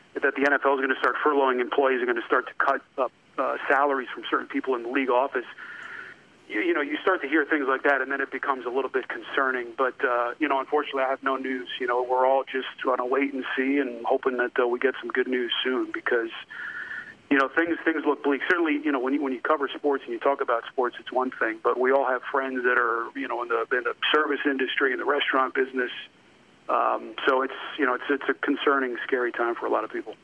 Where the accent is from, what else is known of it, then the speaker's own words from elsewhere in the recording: New York, United States; moved away; I grew up in New York